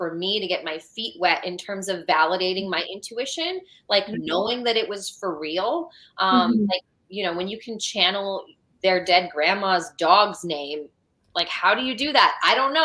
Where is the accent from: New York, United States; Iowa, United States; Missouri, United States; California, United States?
California, United States; now in Georgia, United States; I'm from California